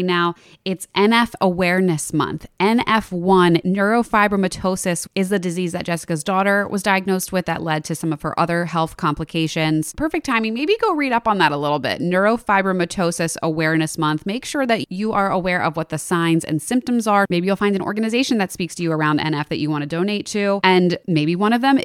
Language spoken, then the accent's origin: English; Philadelphia, Pennsylvania, United States; we're from Philadelphia.